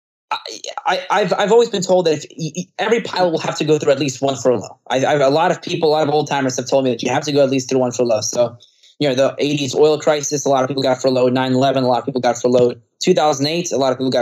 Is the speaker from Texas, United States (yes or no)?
no; Florida, United States; I'm from Florida